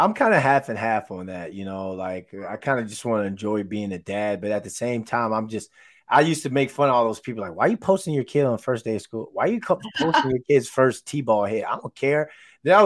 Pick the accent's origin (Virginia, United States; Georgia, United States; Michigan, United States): Virginia, United States; moved away as an adult; now in New York, United States; I grew up in Virginia. I never got to see city stuff like that.